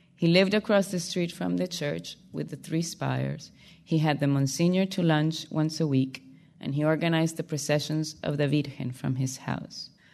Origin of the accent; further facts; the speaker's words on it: Barranquilla, Atlántico, Colombia; English is a second language; moved away; my hometown of Barranquilla, where I grew up